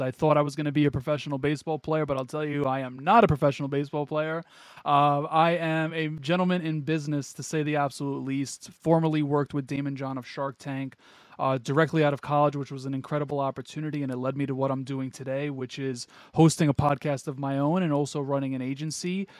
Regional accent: New York, United States; born and raised in New York

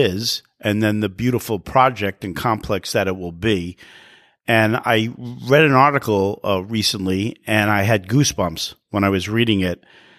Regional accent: New York City, New York, United States; also born or lived in Manhattan; And I was born in Long Island City, so I am a native New Yorker.

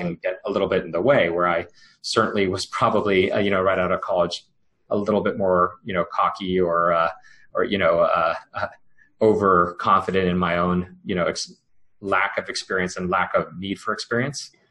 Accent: United States; I grew up uh, first generation, born from uh, you know immigrants from India, and and you know grew up speaking two languages at home, learning about Indian culture as well as American culture

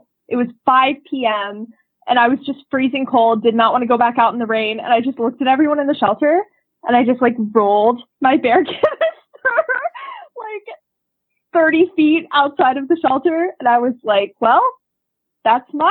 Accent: Asheville, North Carolina, United States; I live in Asheville, North Carolina, which is my hometown

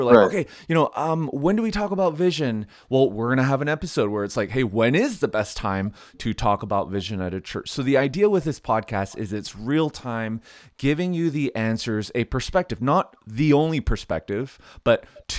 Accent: Canada; Hey, I'm Canadian, so this podcast neutral.

